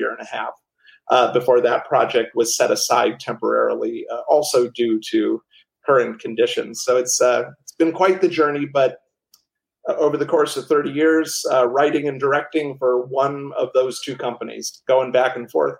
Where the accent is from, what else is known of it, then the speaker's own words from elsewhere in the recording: Cleveland, Ohio, United States; I grew up in Cleveland, Ohio, or as we like to call it, the Versailles of the Midwest.